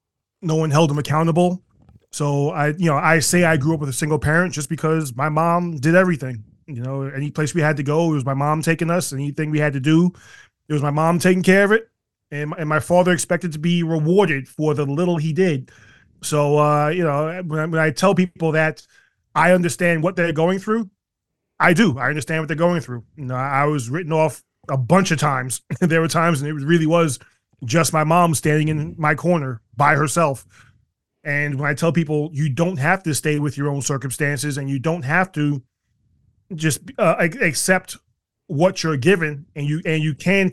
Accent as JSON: {"language": "English", "town": "New York City", "region": "New York", "country": "United States", "tie": "born or raised there", "said": "You know, I grew up in South Jamaica, Queens, which was a rough area, still is."}